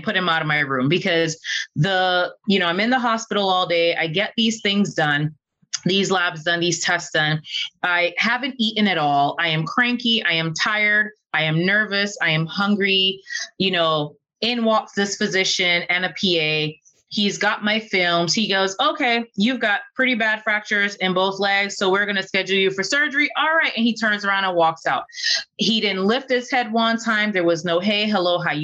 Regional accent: Barbados; moved away as an adult; now in Duluth, United States; I am originally from Barbados. I left Barbados on a college scholarship, an athletic scholarship to play volleyball here in the US

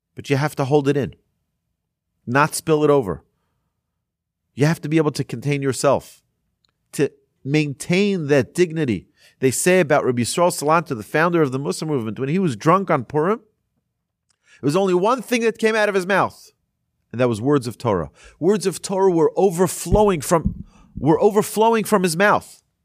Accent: Monsey, New York, United States; there was a rabbi where I grew up in Muncie, in New York

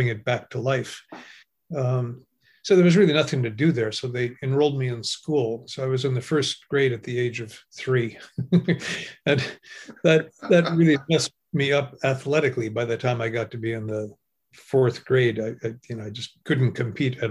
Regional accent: Washington, United States; also born or lived in Wisconsin / Canada; moved to the state of Washington, a little paper mill community at the age of six

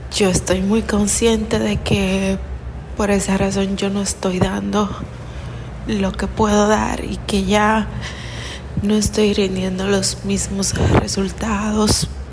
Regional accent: Dominican Republic; soy de República Dominicana.

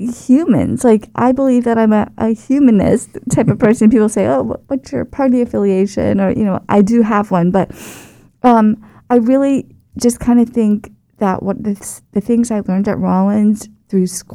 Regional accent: Titusville, Florida, United States; also born or lived in Nashville, Tennessee; I am actually a native Floridian. I grew up in Titusville, Florida, which is the East Coast

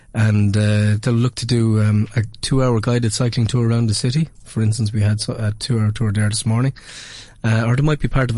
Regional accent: Kilkenny, Leinster, Ireland; born or raised there

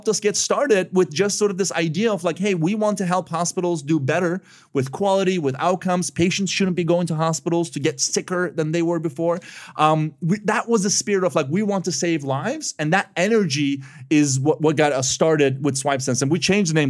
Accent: Istanbul, Turkey; moved away as an adult; also born or lived in Chicago; I was born and raised in Istanbul, Turkey, but I ended up in college in Chicago

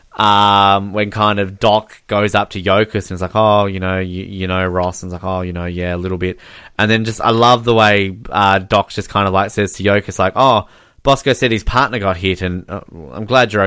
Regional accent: Australia; As an Australian

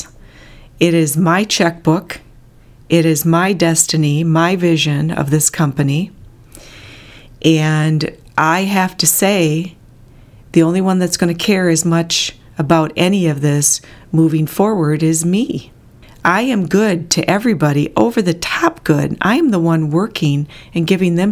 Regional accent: Bloomer, Wisconsin, United States; also born or lived in Antioch, Illinois; when we moved from Antioch, Illinois to Bloomer, Wisconsin

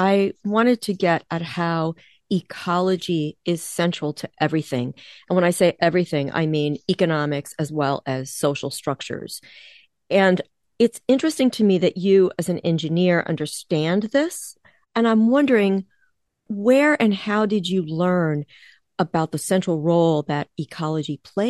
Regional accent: East Coast, United States; now in Midwest, United States; I am based in the Midwest, I grew up on the East Coast

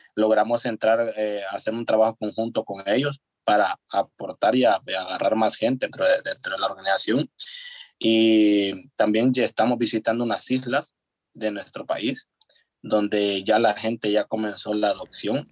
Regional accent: San Miguel, El Salvador; yo soy del Salvador, yo soy de San Miguel, que es la cabecera de, los oriente del país. Estoy a alrededor de tres horas de la capital.

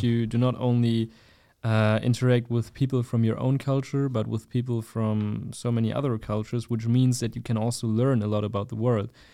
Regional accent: Germany; I'm from Germany, and we also have a lot of different cultures in Germany

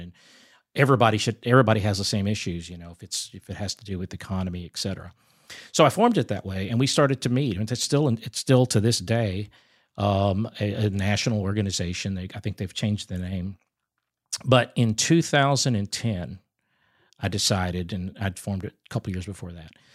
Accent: San Antonio, Texas, United States; I grew up in San Antonio, Texas

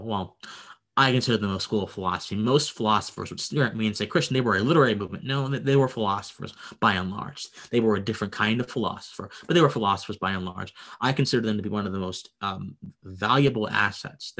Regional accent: Harrisburg, Pennsylvania, United States; now in Georgia, United States; I was born in Pennsylvania. Okay. I was raised there nice. I was raised there for a good portion of my life. I moved to Georgia. I was at Harrisburg, actually the capital. I was born there

